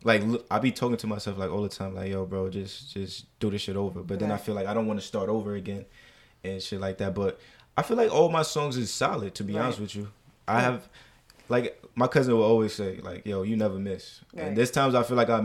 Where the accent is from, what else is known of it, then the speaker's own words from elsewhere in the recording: New York City, New York, United States; also born or lived in Deer Park, Long Island; I am from Jamaica, Queens, New York